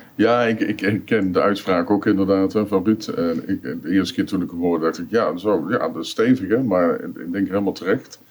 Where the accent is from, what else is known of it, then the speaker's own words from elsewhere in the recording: Roosendaal, North Brabant, Netherlands; ik ben 65 jaar, kom uit eh, Roosendaal.